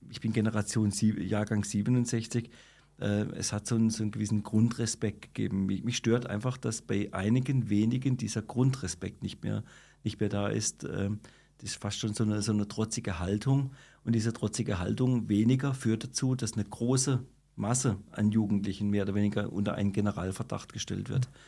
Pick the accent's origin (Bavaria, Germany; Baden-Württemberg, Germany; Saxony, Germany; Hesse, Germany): Baden-Württemberg, Germany; Freiburg; Ich komme aus dem Mooswald und äh, wir waren auch im Seepark